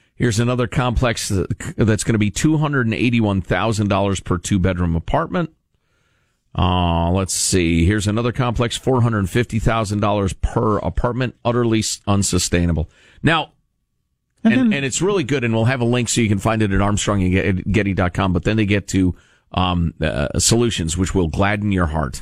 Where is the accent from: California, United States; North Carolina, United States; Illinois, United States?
Illinois, United States; Chicago; Growing up in Chicagoland